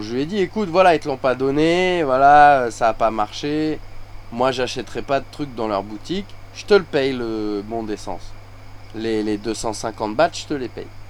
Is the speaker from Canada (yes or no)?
no; France; now in Thailand